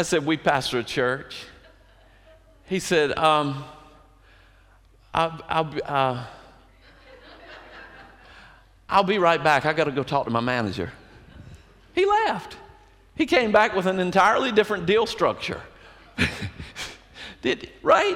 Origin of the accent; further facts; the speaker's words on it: Colerain, North Carolina, United States; I am from Coleraine, North Carolina